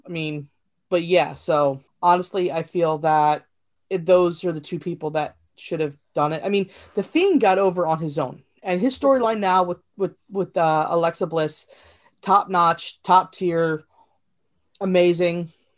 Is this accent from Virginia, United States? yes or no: yes; Virginia, United States; accent: East Coast Southern; this is actually an East Coast Southern accent, more Virginia-ish.